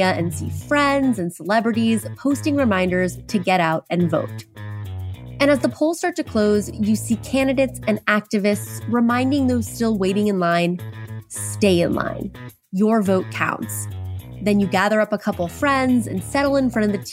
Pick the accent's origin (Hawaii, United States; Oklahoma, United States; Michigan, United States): Oklahoma, United States; I grew up in Oklahoma